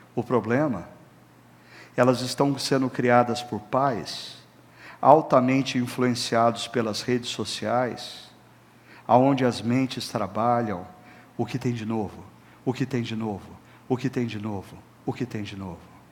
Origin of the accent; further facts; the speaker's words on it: Brazil; como brasileiros